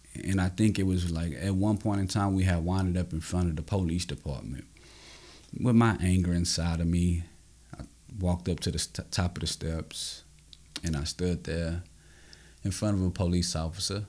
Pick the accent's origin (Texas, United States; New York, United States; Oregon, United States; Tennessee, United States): Texas, United States; Austin; I grew up in Austin, Texas, um, in an underserved community.